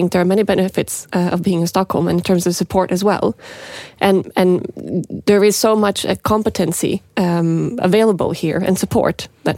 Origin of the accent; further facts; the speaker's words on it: Montreal, Quebec, Canada; also born or lived in Norway; I grew up in Montreal. And that was really great because I got to be bilingual from a very young age.